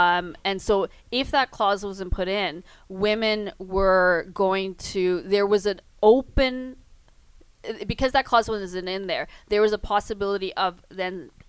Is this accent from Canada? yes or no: yes; Canada; I'm brown, I'm Canadian and brown